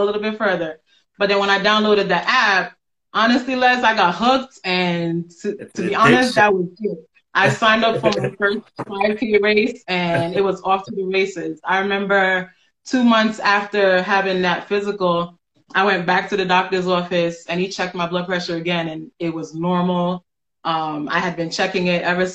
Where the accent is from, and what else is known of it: New York City, New York, United States; born or raised there; moved away as an adult; also born or lived in Ghana; now in Albany, United States